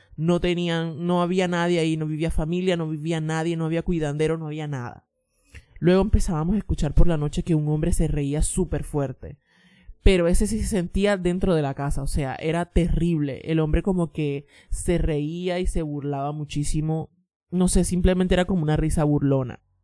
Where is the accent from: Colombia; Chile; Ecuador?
Colombia; now in New York, United States; soy colombiana pero vivo en Nueva York.